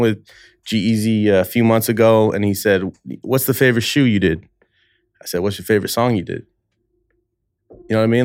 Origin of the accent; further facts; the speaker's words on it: Bay Area, California, United States; moved away as an adult; now in Los Angeles, United States; I've only been in L A five years now. I'm from the Bay Area.